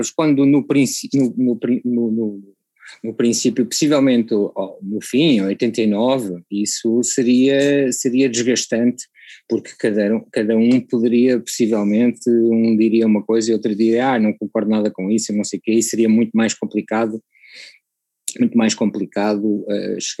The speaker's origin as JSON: {"language": "Portuguese", "country": "Macau", "tie": "born there", "said": "assim, é para todos os efeitos é o sítio onde eu nasci, não é?"}